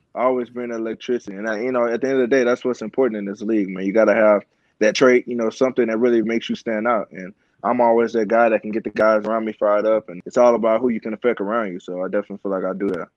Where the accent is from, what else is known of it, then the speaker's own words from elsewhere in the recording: Houston, Texas, United States; I'm from Houston